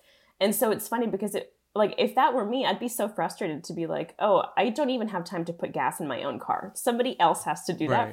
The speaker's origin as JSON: {"language": "English", "town": "Salinas", "region": "California", "country": "United States", "tie": "born or raised there", "also_born_or_lived": "Carmel, California", "moved": "as an adult", "lives_now": "New York, United States", "said": "I was born in Salinas"}